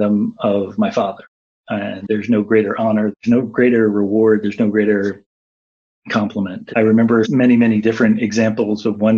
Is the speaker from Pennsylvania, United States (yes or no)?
yes; Philadelphia, Pennsylvania, United States; moved away as an adult; now in Washington, D.C., United States; I am very proud of being from Philadelphia